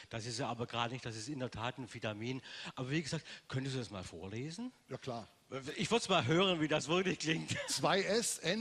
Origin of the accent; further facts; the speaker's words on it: Baden-Württemberg, Germany; Äh, ich habe irgendwann mal Deutsch gelernt, obwohl man das, ich immer noch aus dem Schwabenland komme. Es ist immer so, so kein richtiges Deutsch.